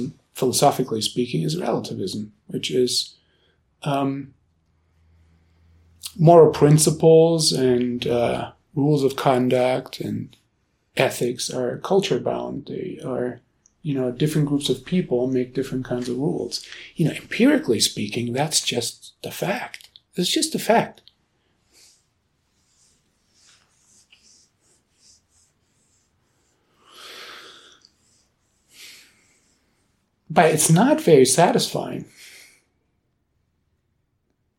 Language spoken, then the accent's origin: English; Germany; now in Boulder, United States; I grew up in Germany